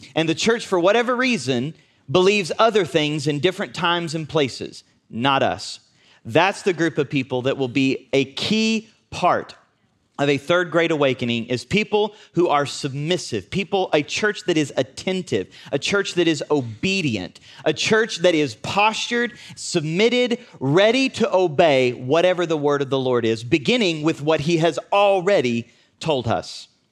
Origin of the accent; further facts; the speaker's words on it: United States; we're from Southern Oklahoma, Northern Texas